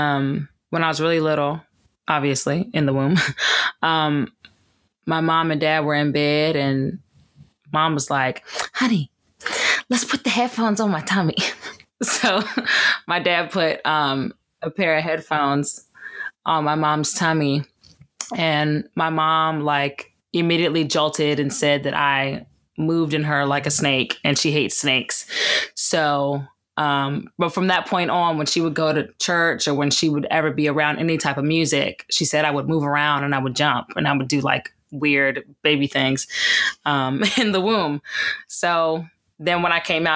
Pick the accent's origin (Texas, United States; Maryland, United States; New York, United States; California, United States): Maryland, United States; Gaithersburg; I hail from Gaithersburg, Maryland